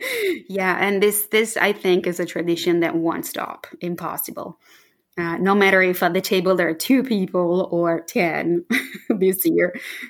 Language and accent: English; Florence, Tuscany, Italy; I would love to tell you something about my hometown, Firenze, Florence.